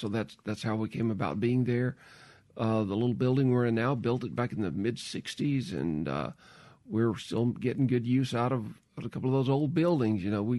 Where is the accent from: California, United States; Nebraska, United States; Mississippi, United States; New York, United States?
Mississippi, United States; well, I'm from Mississippi. I really don't want to leave.